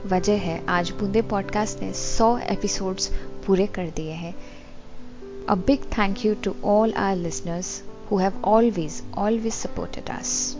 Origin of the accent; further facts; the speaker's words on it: Northeast India, India; मैं north east से हूँ